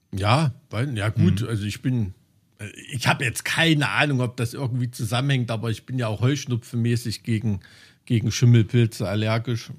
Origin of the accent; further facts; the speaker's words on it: East Germany, Germany; in irgendeinem Plattenbau im Keller wie bei uns im Osten